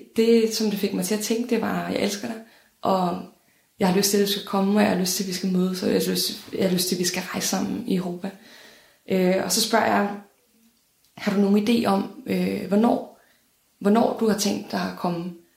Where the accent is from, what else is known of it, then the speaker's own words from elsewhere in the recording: Denmark; jeg er fra Danmark